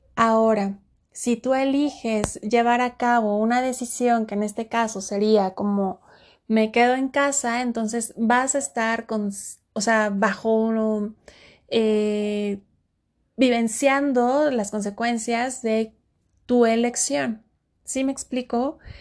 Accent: Mexico; en mi país, eh, que es México

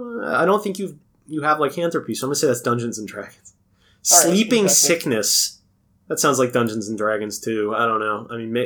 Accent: United States; As an American, I don't accept that.

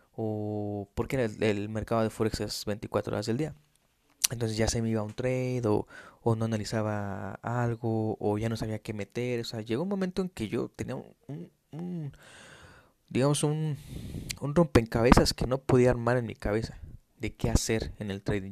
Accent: Mexico City, Mexico; Yo soy de México, soy de la Ciudad de México

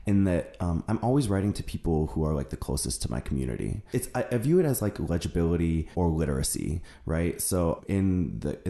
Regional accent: Seattle, Washington, United States; moved away; my hometown in Seattle

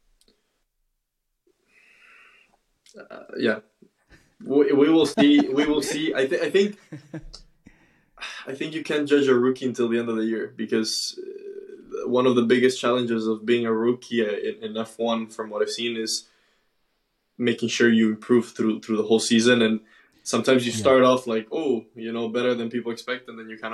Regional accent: United States; I'm an American driver

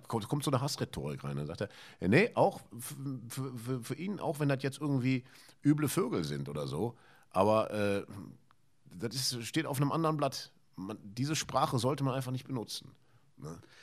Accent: Ruhr area, North Rhine-Westphalia, Germany; ich bin ja hier im Ruhrgebiet groß geworden

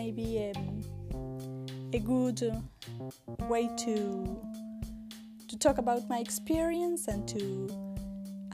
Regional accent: Santa Rosa, La Pampa, Argentina; English is a second language; I'm from Santa Rosa La Pampa, which is a province in Argentina.

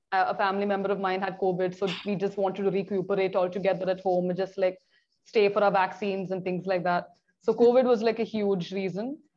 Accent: Kochi, Kerala, India; moved away as an adult; also born or lived in Delhi; right now I am based in Cochin. It is my hometown.

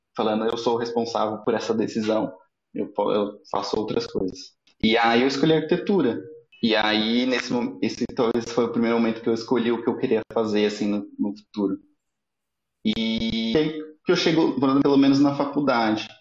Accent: Osasco, São Paulo, Brazil; nasci em Osasco, é, me mudei para a cidade, morei no interior de São Paulo, voltei para São Paulo

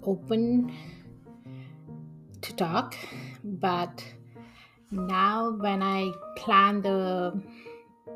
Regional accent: Vijayawada, Andhra Pradesh, India; moved away as an adult; also born or lived in Visakhapatnam, India / Hyderabad, India; now in Toronto, Canada; I was born in Vizag and I was brought up in Vijayawada. I did my schooling in Vijayawada

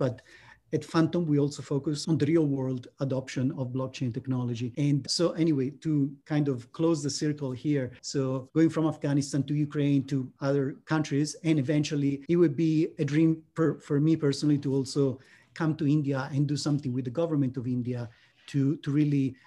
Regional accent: Italy; I'm from Italy

